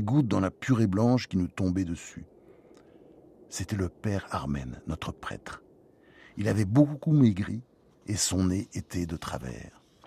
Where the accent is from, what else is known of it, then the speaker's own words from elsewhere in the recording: Normandy, France; also born or lived in United States; J'étais élevé en Normandie